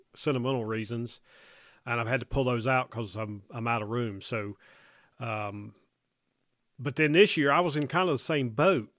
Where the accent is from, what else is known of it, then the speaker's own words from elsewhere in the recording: North Carolina, United States; growing up in North Carolina. I got to I got to hunt in snow a bit there